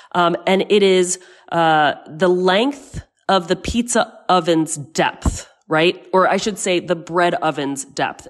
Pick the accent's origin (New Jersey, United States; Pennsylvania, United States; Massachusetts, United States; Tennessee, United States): New Jersey, United States; moved away as an adult; now in Rome, Italy; I'm from New Jersey